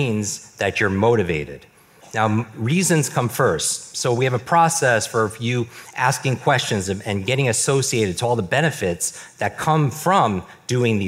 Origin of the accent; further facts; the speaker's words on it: New York, United States; I grew up in the Northeast, in New York.